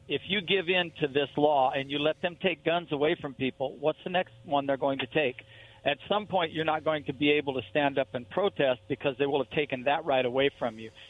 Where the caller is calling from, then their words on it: Boardman, Oregon, United States; Hey, Rob, it's … I'm over by Boardman.